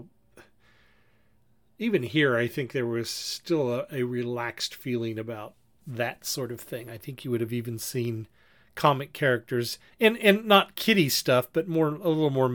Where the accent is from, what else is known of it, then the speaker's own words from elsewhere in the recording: United States; as three Americans